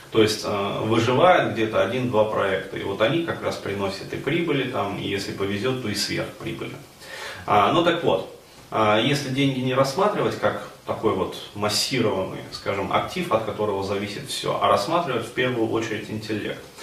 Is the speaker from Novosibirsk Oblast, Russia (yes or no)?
no; Ufa, Bashkortostan, Russia; now in Moscow, Russia; А, и, но до этого я же приехал в Москву из Уфы, то есть из достаточно такого провинциального города.